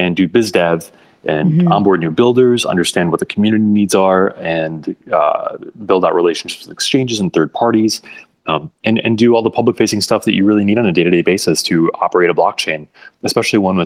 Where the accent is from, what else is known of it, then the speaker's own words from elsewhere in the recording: Michigan, United States; I ran briefly for office after college in my home state of Michigan here in the United States